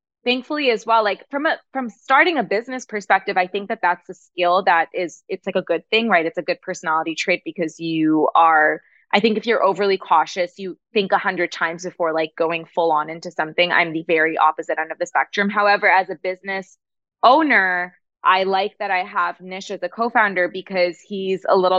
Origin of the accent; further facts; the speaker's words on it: Toronto, Ontario, Canada; moved away; we were back in Canada back then because we're from Toronto